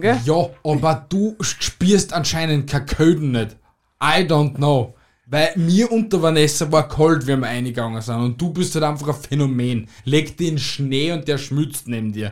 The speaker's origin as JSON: {"language": "German", "country": "Austria", "said": "bei uns in Österreich"}